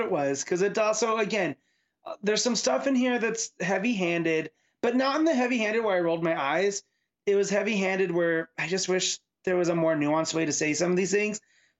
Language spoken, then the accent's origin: English; Seattle, Washington, United States; You know, I'm born and raised in Seattle.